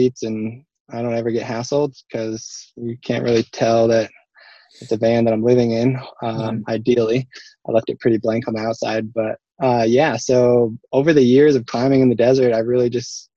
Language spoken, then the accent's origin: English; Portland, Oregon, United States; also born or lived in Park City, Utah; now in Salt Lake City, United States; I grew up in Portland, Oregon